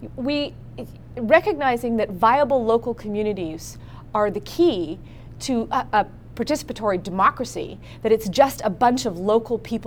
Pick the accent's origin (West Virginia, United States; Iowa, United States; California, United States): California, United States; Berkeley; I am from Berkeley